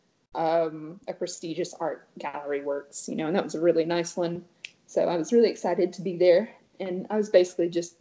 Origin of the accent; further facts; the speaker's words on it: Shreveport, Louisiana, United States; moved away as an adult; now in New Orleans, United States; growing up there, and I'm not putting down my hometown